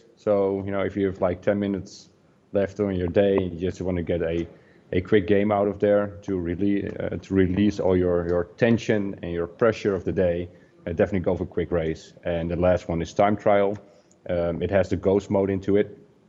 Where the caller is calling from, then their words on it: Netherlands; English is a second language; I'm calling from Holland. One of our offices is located in Assen. It's the top of Holland.